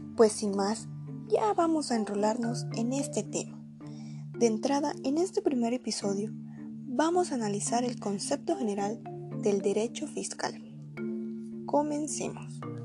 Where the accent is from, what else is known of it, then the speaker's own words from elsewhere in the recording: Mexico; Soy orgullosamente mexicana